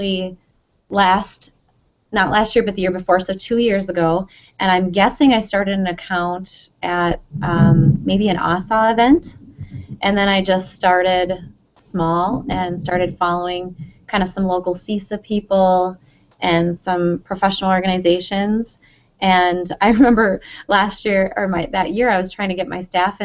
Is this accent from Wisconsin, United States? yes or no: yes; Wisconsin, United States; from Wisconsin